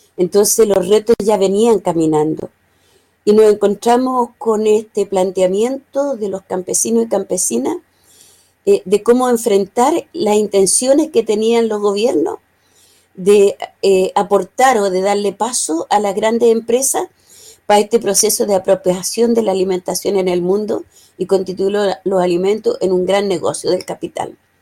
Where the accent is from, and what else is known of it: Chile